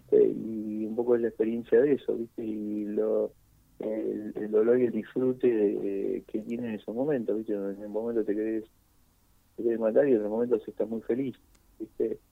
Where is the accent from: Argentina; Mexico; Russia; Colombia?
Argentina; Buenos Aires; Es el lugar donde nací, es el lugar donde tengo un montón de, seres queridos